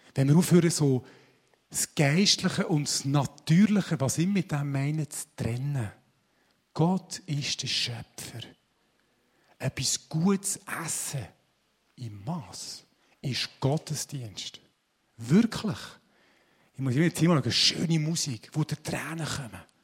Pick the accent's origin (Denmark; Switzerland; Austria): Switzerland; wir sind Schweizer